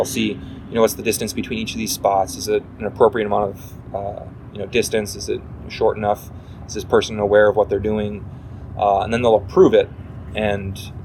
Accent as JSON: {"language": "English", "region": "Wisconsin", "country": "United States", "tie": "born or raised there", "said": "growing up in Wisconsin"}